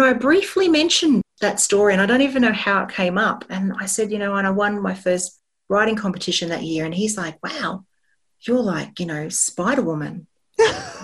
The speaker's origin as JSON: {"language": "English", "town": "Sydney", "region": "New South Wales", "country": "Australia", "tie": "born or raised there", "said": "growing up in the Sutherland Shire"}